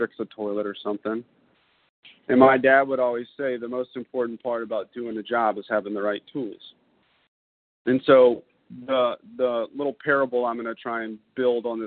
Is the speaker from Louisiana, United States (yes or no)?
yes; Baton Rouge, Louisiana, United States; I was born in 1982 in Baton Rouge, Louisiana, to two beautiful people.